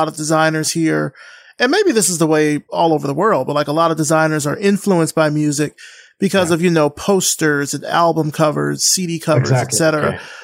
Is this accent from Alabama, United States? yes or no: yes; Alabama, United States; I'm from Alabama. I'm from like the deep south here in the United States.